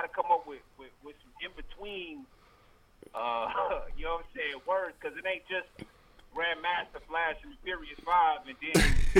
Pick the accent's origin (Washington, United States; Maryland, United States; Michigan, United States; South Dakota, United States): Michigan, United States; Detroit; man. MRK, Michigan Rap Gang. I'm from Detroit, Michigan, born right across the from Motown to Henry Ford Hospital.